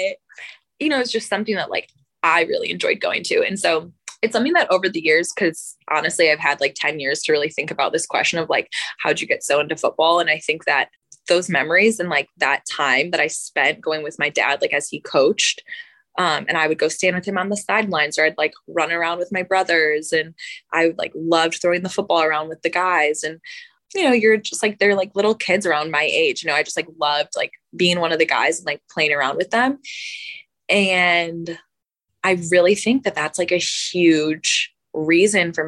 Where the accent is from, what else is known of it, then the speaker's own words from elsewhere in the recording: Buffalo, New York, United States; moved away as an adult; also born or lived in Tuscaloosa, Alabama; I'm born and raised in Buffalo, New York